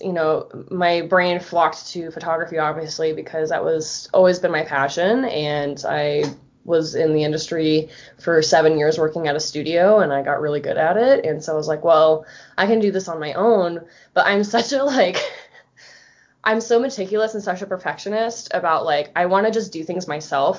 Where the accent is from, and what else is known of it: Florida, United States; born or raised there; moved away as an adult; now in Colorado, United States